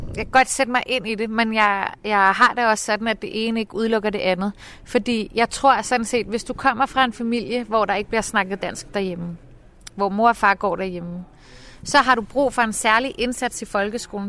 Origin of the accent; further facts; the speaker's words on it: Copenhagen, Capital Region of Denmark, Denmark; jeg er sådan ærke københavner